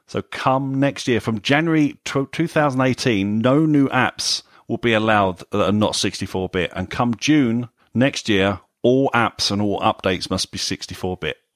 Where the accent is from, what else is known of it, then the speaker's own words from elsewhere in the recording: United Kingdom; we're British here